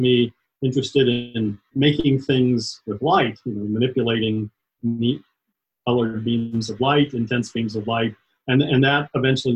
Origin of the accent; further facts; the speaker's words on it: Atlanta, Georgia, United States; also born or lived in Dayton, Ohio; I grew up mostly in Atlanta, Georgia, a little bit in around Dayton, Ohio, but mostly Georgia.